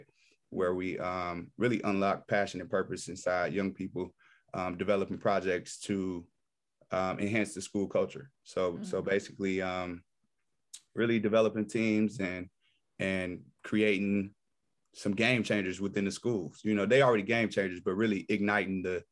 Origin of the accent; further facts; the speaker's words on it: Detroit, Michigan, United States; also born or lived in Nashville, Tennessee; born and raised in Detroit, from the west side of Detroit